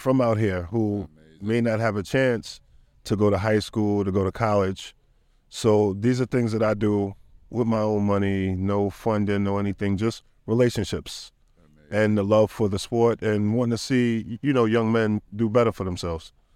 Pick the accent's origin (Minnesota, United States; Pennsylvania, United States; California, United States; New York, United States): New York, United States; New York City; I'm from Jamaica, Queens, New York City